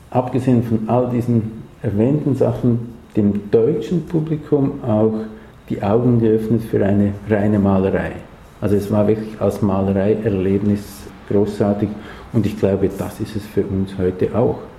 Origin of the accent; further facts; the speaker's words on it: Switzerland; Für uns für mich als Schweizer vielleicht noch überraschender als für andere, gibt es diese apokalyptischen Landschaften